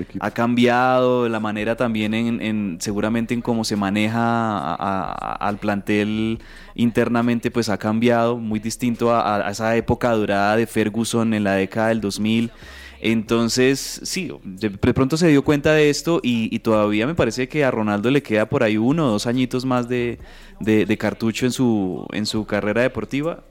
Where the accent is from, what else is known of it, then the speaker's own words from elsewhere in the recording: Colombia; aquí en, Colombia